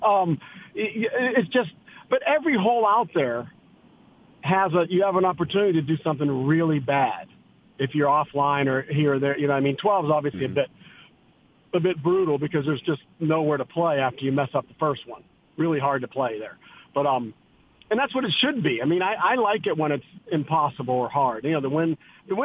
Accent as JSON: {"language": "English", "town": "Greensburg", "region": "Pennsylvania", "country": "United States", "tie": "born or raised there", "also_born_or_lived": "Naples", "moved": "yes", "said": "growing up in Western PA"}